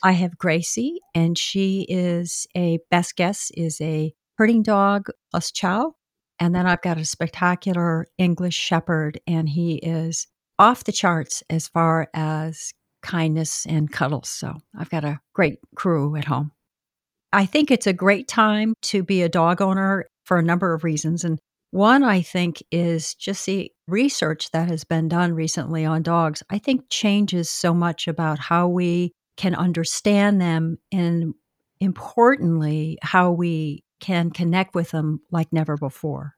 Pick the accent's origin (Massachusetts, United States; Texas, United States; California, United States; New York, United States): Massachusetts, United States; Boston; moved away as an adult; now in Southern Pines, United States; I'm actually from Boston. really a northerner, but I came down here